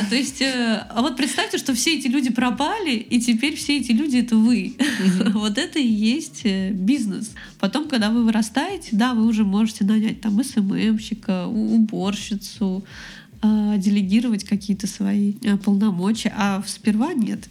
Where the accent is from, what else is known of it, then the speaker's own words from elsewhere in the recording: Moscow, Russia; moved away as an adult; now in Saint Petersburg, Russia; я из Москвы. Ну, я из Подмосковья, но всю жизнь прожила в Москве